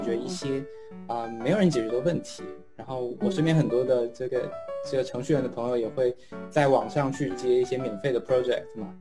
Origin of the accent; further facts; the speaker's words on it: China; moved away as an adult; also born or lived in Pittsburgh, United States; now in United States; 反正没有人觉得我是中国人